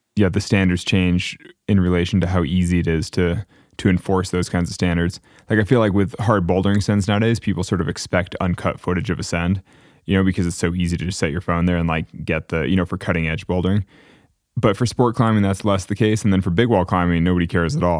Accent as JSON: {"language": "English", "region": "Northern California", "country": "United States", "tie": "born or raised there", "said": "we're both kids from Northern California. We grew up going to the same gym"}